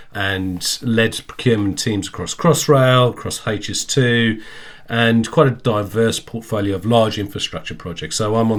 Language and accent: English; South Africa; moved away as an adult; Yeah, thank you. So … I grew up in South Africa. I left when I was 18.